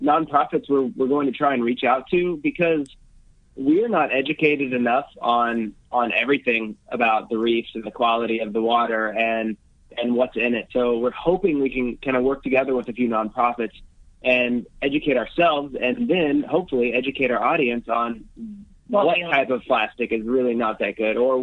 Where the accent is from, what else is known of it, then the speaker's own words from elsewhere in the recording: United States; moved away; also born or lived in Dallas, Texas; I'm American